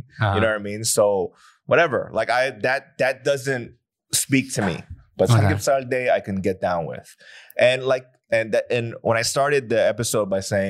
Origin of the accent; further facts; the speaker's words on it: United States; because at the end of the day, I'm so American, right?